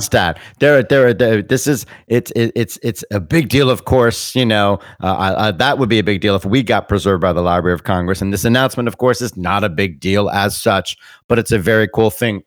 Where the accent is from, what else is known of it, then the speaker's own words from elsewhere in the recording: Bermuda; I'm a British British person. I was born in Bermuda.